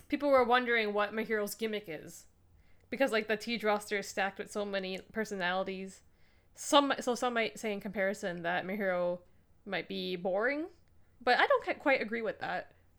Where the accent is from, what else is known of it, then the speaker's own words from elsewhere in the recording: Canada; I'm a Canadian